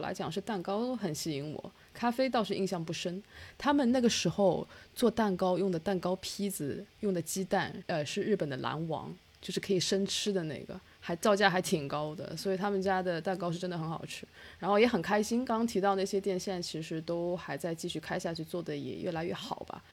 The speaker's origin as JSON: {"language": "Chinese", "town": "Ningbo", "region": "Zhejiang", "country": "China", "tie": "born or raised there", "moved": "yes", "lives_now": "Australia", "said": "杭州离我家乡宁波也很近嘛，动车两个小时就到了"}